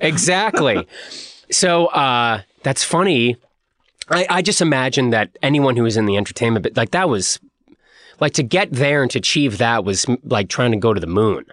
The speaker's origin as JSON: {"language": "English", "town": "Boston", "region": "Massachusetts", "country": "United States", "moved": "as an adult", "lives_now": "Los Angeles, United States", "said": "we're from the East Coast, from Boston"}